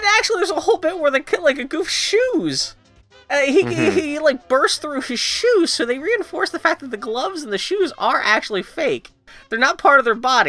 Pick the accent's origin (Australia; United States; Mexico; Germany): United States; Pittsburgh, Pennsylvania; I grew up in Pittsburgh